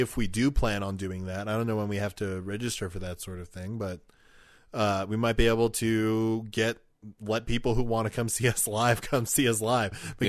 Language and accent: English; Canada; We're Canadian.